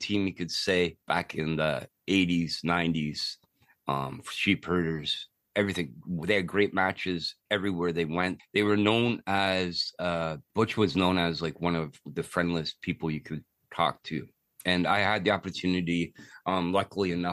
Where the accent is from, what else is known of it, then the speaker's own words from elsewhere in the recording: Toronto, Ontario, Canada; I am French. I am from Canada.